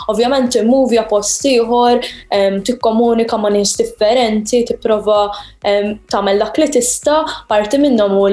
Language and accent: Maltese; Qormi, Malta; Jena mill minħal ormi. Ormija hi.